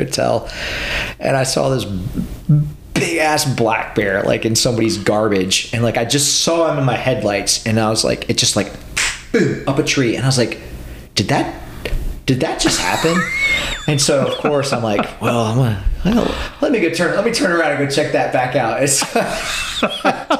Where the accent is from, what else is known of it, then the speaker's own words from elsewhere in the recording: Pennsylvania, United States; moved away; growing up in Pennsylvania